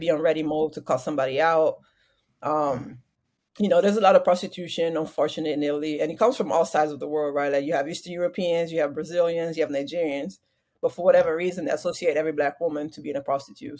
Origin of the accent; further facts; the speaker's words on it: Parma, Emilia-Romagna, Italy; moved away as an adult; also born or lived in Waco, Texas; I was born in Italy, um, Parma, Italy.